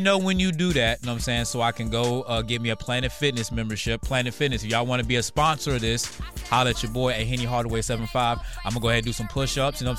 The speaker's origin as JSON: {"language": "English", "region": "Louisiana", "country": "United States", "said": "I'm from Louisiana."}